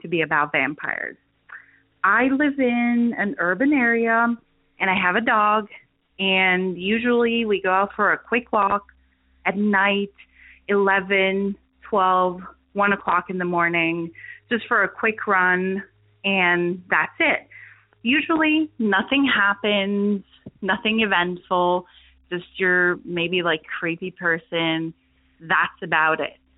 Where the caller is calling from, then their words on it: Transylvania, Romania; I'm actually calling from Eastern Europe, Transylvania